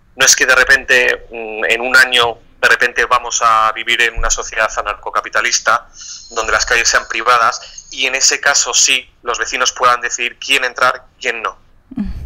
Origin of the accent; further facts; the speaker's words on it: Spain; Yo soy ciudadano español